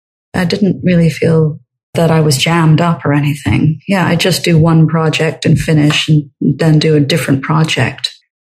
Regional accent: Scotland, United Kingdom; I grew up in Scotland and I grew up with Scottish folk music.

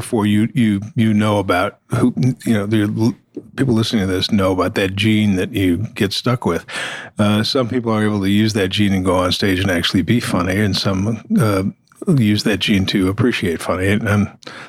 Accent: Buffalo, New York, United States; moved away as an adult; also born or lived in Boston / Detroit / Toronto / Ottawa; My hometown's Buffalo.

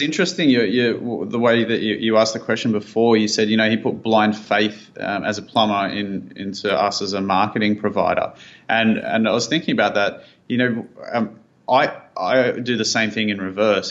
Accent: Sydney, New South Wales, Australia; also born or lived in Thailand; we moved back from Thailand to Sydney, where we're from

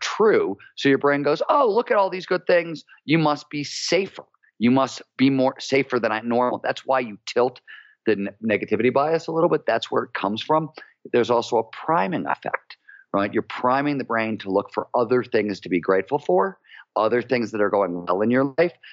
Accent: Cleveland, Ohio, United States; I grew up in Cleveland, Ohio in the 70s when it was a blue collar, working

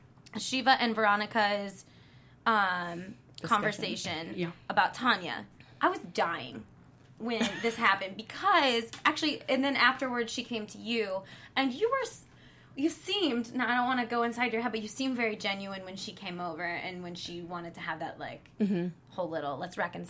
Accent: Cleveland, Ohio, United States; I'm from Cleveland.

